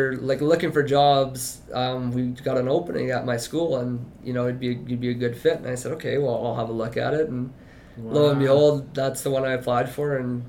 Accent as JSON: {"language": "English", "town": "Watrous", "region": "Saskatchewan", "country": "Canada", "tie": "born or raised there", "said": "Born and raised. Yeah. I think I was actually like one of the last babies born in the Watrous Hospital."}